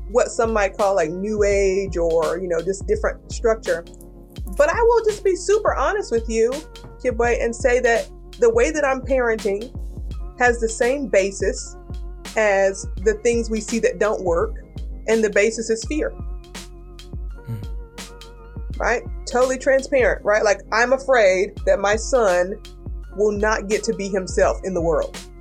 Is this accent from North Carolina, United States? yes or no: yes; Kinston, North Carolina, United States; I'm a girl from Kinston, North Carolina, and that's like a eastern North Carolina town